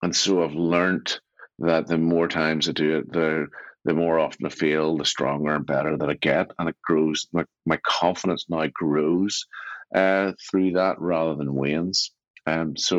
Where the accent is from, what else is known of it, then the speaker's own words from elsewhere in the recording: Belfast, Northern Ireland, United Kingdom; I grew up in East Belfast